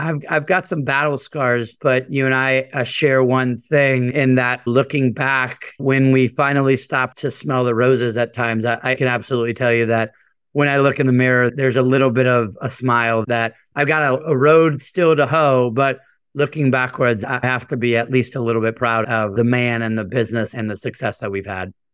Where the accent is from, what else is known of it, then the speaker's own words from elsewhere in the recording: United States; also born or lived in San Juan, Puerto Rico; I was born in San Juan, Puerto Rico. I always say my parents moved us to the mainland chasing the American dream. Grew up in a very normal, hardworking immigrant household